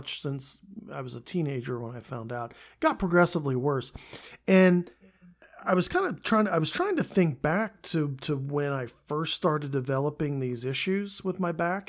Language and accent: English; Central Pennsylvania, United States; growing up in Central Pennsylvania, Cedar Cliff